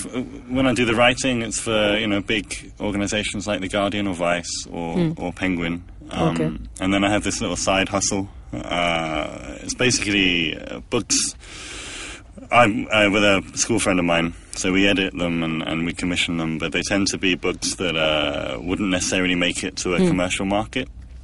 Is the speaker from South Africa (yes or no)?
no; London, United Kingdom; accent: London; when I talk about football, my accent changes. It becomes more like London.